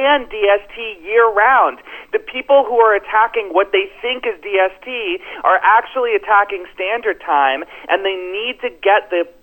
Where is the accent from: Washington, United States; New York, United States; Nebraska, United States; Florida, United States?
Florida, United States; my home state of Florida